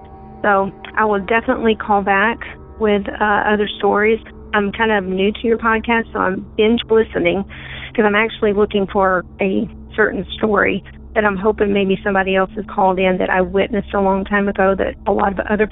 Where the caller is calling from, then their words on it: Colorado, United States; from Colorado.